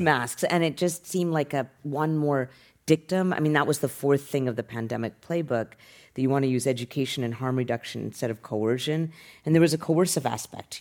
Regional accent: Utah, United States; moved away as an adult; also born or lived in Boston; now in San Francisco, United States; I grew up in Utah

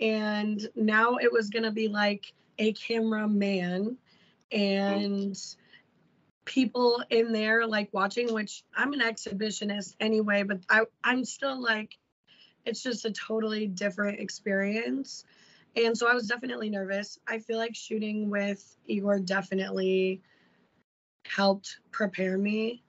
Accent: Illinois, United States; We're both from Illinois

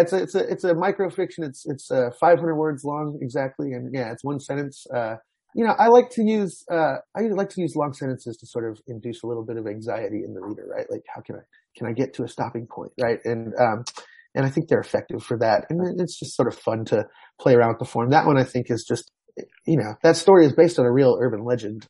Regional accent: Houston, Texas, United States; Houston as uh, it's my hometown

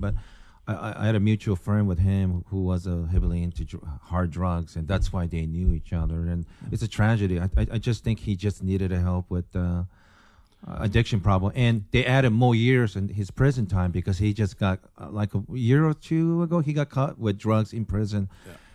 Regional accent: Japan; moved away; also born or lived in Tacoma, Washington, United States; born and raised in Japan

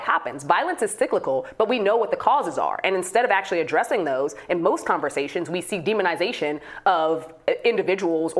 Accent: Chicago, Illinois, United States; in my hometown of Chicago

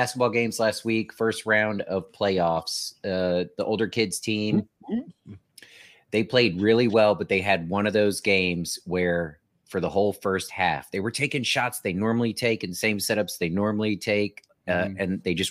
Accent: Newport News, Virginia, United States; I'm from Newport News

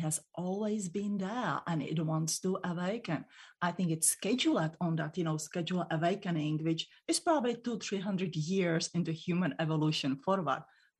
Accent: Czechia; born there; English is a second language; And in the Europe, I was born in the Czech Republic, we don't have this protective thing.

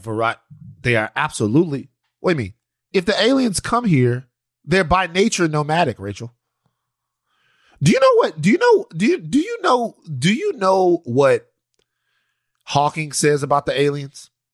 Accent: Maringouin, Louisiana, United States; we're from Maringouin, Louisiana. We're from out there

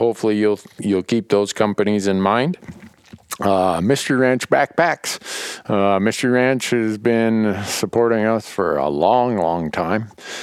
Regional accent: Montana, United States; my home state of Montana

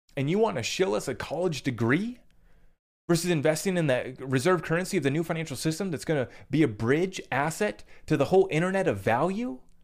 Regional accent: United States; as an American

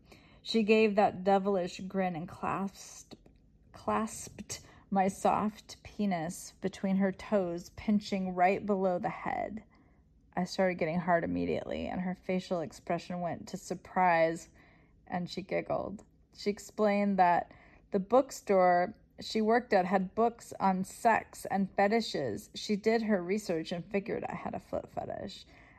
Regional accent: California, United States; I grew up in California.

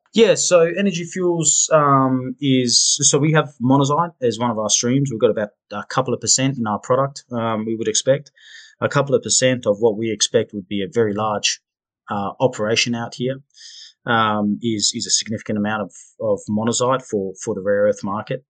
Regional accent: Perth, Western Australia, Australia; moved away as an adult; I grew up in Perth, Western Australia

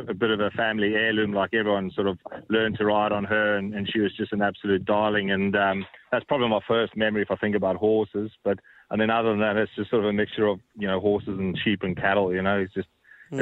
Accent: Douglas, Northern Cape, South Africa; accent: South African; now in Australia; I was born in Douglas, South Africa, which is like a very rural town, and I pretty much grew up in a small country town

